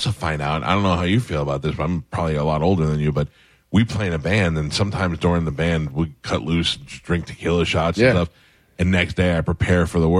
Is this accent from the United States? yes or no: yes; New York, United States; I grew up in New York as a Howard fan